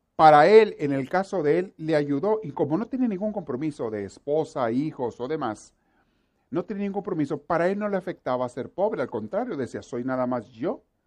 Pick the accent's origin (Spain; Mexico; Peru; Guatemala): Mexico; somos los mexicanos